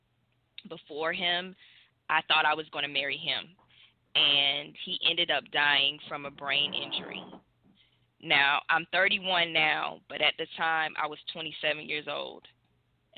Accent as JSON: {"language": "English", "town": "Hopkins", "region": "South Carolina", "country": "United States", "tie": "born or raised there", "lives_now": "Columbia, United States", "said": "I am originally from Hopkins, South Carolina"}